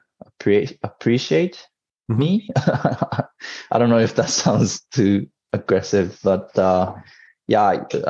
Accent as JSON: {"language": "English", "region": "Tokyo", "country": "Japan", "tie": "born or raised there", "also_born_or_lived": "United States", "said": "born and raised in Tokyo"}